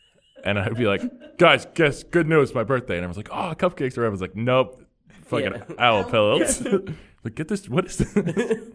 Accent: New Jersey, United States; my growing up in Jersey

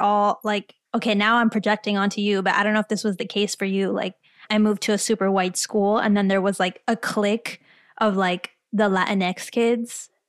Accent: Miami, Florida, United States; Yes, I'm from Florida. I grew up in Miami. Again, not the sexy part, but I grew up in Kendall

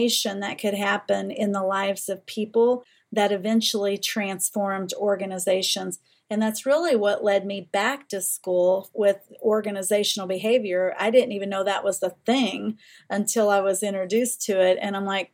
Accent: Eastern Kentucky, United States; Where I was raised in Eastern Kentucky

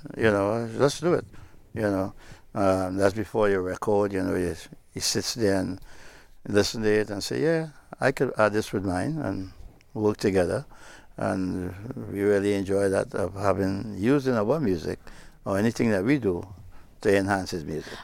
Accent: Trinidad & Tobago; moved away; it's my hometown

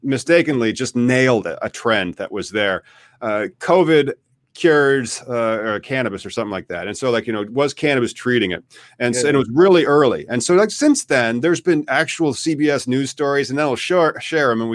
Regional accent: Peoria, Illinois, United States; I am from Peoria, Illinois

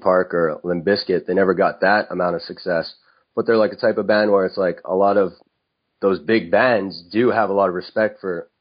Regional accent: Montreal, Quebec, Canada; the city I'm from, Montreal, it has a really great nightlife.

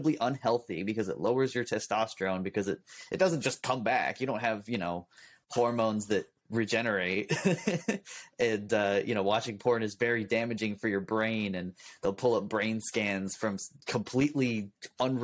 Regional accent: California, United States; as a Californian, that's one of our superpowers. Is we speak really quickly. It's just kind of part of our accent

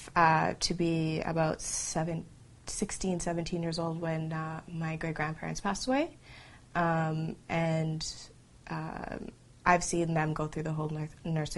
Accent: Canada; I'm from Canada

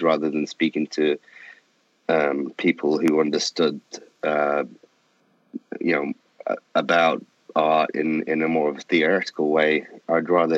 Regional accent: Manchester, North West England, United Kingdom; I'm from England. I originated in Manchester in the northwest of England.

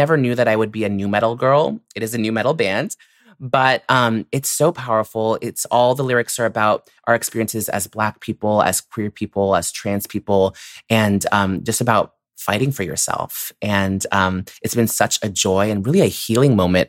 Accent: San Francisco, California, United States; we grew up in the Outer Sunset. So it's interesting, you know, I grew up in the Outer Sunset

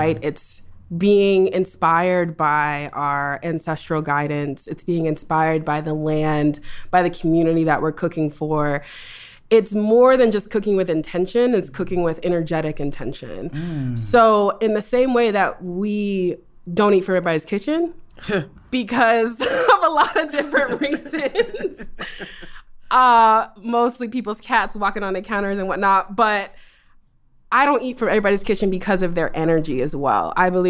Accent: East Coast, United States; also born or lived in Boston / New York; I'm actually from the East Coast.

